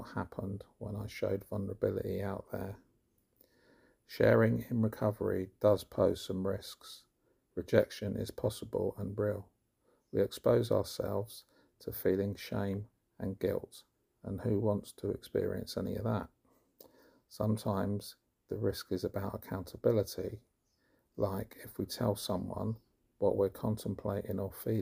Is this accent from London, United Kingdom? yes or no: yes; London, United Kingdom; now in Somerset, United Kingdom; I am originally from West London and live in Somerset now